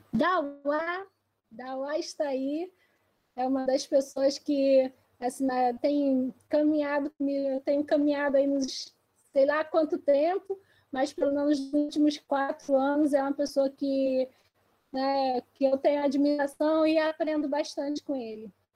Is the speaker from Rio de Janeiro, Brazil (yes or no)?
yes; Baixada Fluminense, Rio de Janeiro, Brazil; also born or lived in Esperança, Paraíba / Lagoa do Mato, Paraíba; Eu nasci em Esperança, Paraíba, mas eu cresci em Lagoa do Mato, então não nasci em aldeia, mas eu faço parte do Cariri, né, da, de Esperança, minha avó, minha bisa, minha mãe. E hoje eu cresci lá, mas vim para o Rio de Janeiro. Né? Então, vim para o Rio de Janeiro com quase oito anos é, e fiquei aqui na Baixada Fluminense